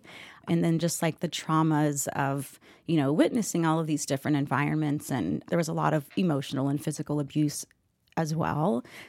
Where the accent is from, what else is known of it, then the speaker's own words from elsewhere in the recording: Kansas City, Missouri, United States; born there; But I was born in Kansas City, Missouri, where my mom was a professional cheerleader for the Kansas City Chiefs.